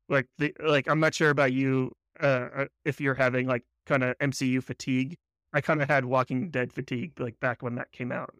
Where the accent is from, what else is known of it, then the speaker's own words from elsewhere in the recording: United States; I'm an American